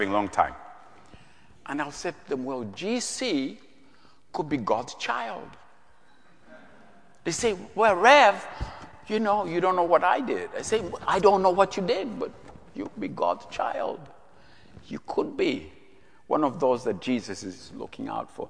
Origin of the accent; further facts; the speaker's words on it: Uganda; moved away as an adult; now in United States; I'm from Uganda, as Jack told you, I was born in Uganda